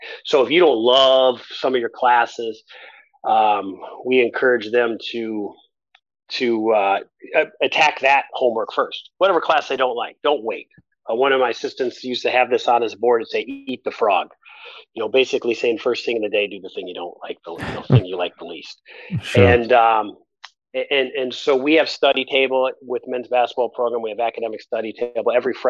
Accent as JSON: {"language": "English", "region": "Midwest", "country": "United States", "said": "it is a little unique being a Midwesterner and getting on a bus in January to go to a game and being in shorts and t-shirt"}